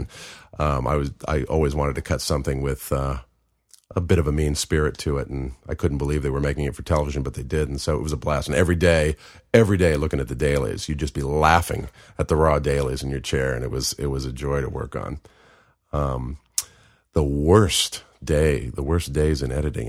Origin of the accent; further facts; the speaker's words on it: Marin County, California, United States; also born or lived in Pennsylvania; now in Los Angeles, United States; I grew up in, uh, Marin County, just twenty miles north of San Francisco.